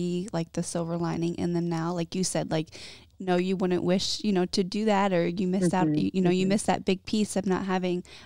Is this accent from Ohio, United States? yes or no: yes; Ohio, United States; moved away as an adult; also born or lived in California; we moved from Ohio to California